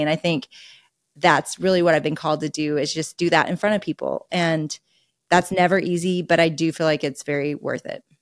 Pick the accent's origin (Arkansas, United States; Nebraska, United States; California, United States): Arkansas, United States; I am a deep Razorback raised in Arkansas and went to the University of Arkansas